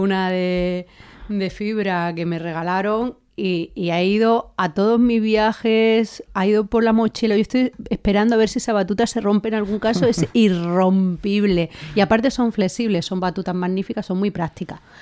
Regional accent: Linares, Andalusia, Spain; now in Madrid, Spain; Jienense y debo de decir que linarense, de Linares

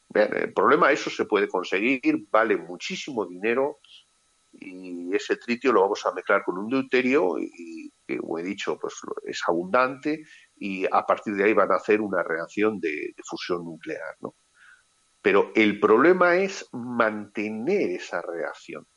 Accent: Spain; Como ciudadano español

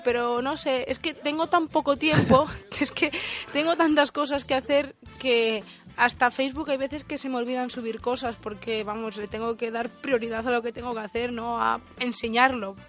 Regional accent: Asturias, Spain; en la zona de donde soy yo, de Asturias

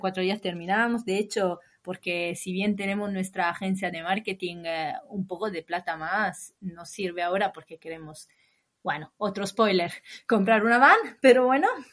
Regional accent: Imola, Emilia-Romagna, Italy; Spanish is a second language; moved away as an adult; also born or lived in London / Spain / Bologna; Yo soy del norte de Italia, de un pueblo se llama Imola

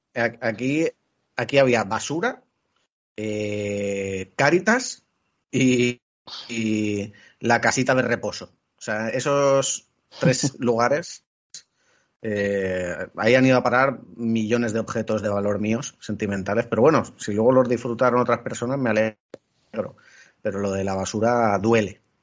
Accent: Elche, Valencian Community, Spain; yo que soy de Elche tengo Valencia relativamente cerca

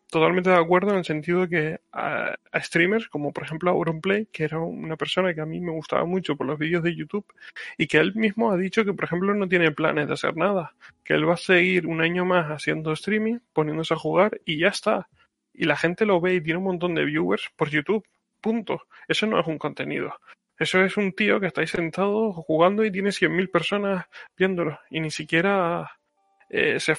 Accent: Canary Islands, Spain; accent: Canarian; que pasa es que como yo hablo medio eh, con acento de Barcelona y tal, pues esta vez voy a hablar con mi acento canario.

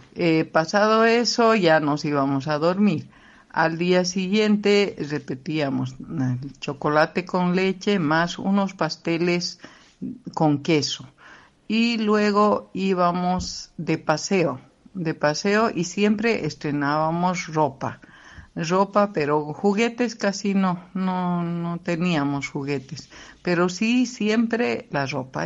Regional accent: Bolivia; moved away; mi tierra, Bolivia

